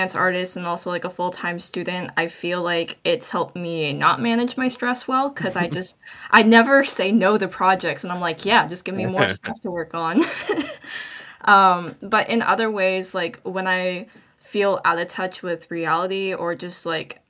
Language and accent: English; Seattle, Washington, United States; now in Bay Area, United States; I reside in the Bay Area, but I'm originally from Seattle, Washington